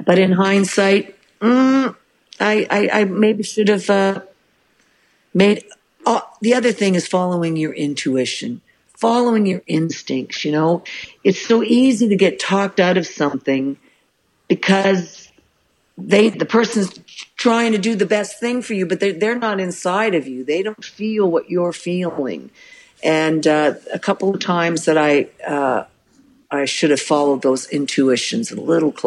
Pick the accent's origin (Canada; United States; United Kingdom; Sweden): Canada; I'm Canadian